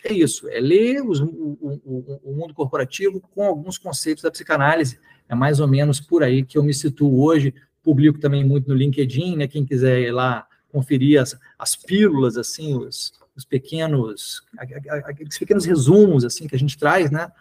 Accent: Niterói, Rio de Janeiro, Brazil; also born or lived in Belo Horizonte, Minas Gerais; quando eu tinha cinco anos de idade. Ele foi trabalhar no Rio, mas preferiu morar em Niterói, achou Niterói mais tranquilo, então eu cresci em Niterói

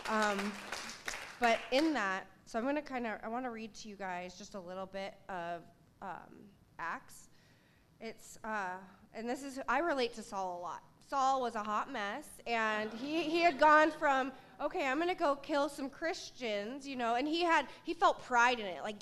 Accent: Seattle, Washington, United States; I grew up here in Seattle, and I was very Seattle

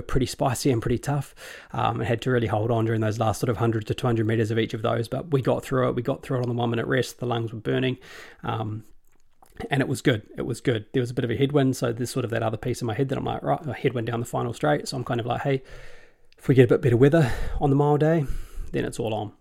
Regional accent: New Zealand; as a New Zealander

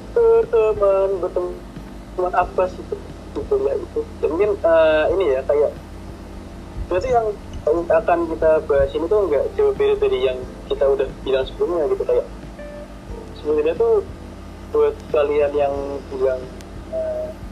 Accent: Semarang, Central Java, Indonesia; kita orang Semarang kan ngomongnya alalala

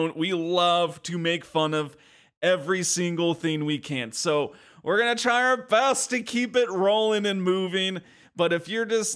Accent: California, United States; we grew up in California

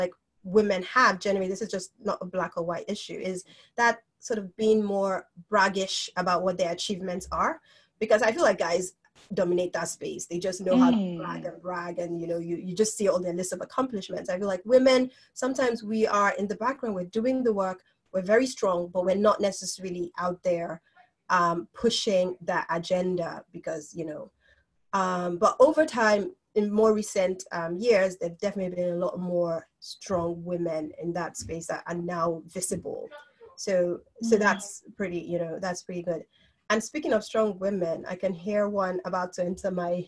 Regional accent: Nigeria; moved away as an adult; being that we grew up in Nigeria, we went to school, we didn't have that exposure

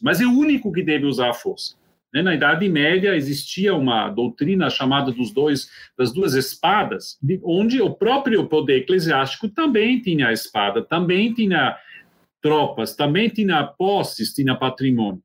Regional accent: Switzerland; moved away; also born or lived in Brazil; sou suíço e, entre mentes, também brasileiro

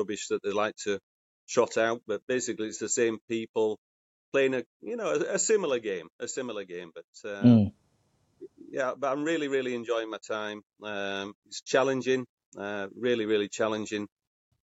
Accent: Batley, Yorkshire and the Humber, United Kingdom; moved away as an adult; also born or lived in North Wales; now in Montenegro; originally I'm from Batley in West Yorkshire

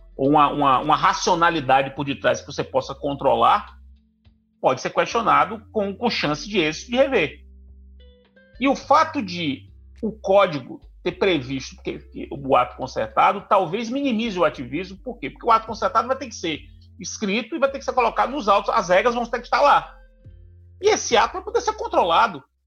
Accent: Brazil; nós brasileiros

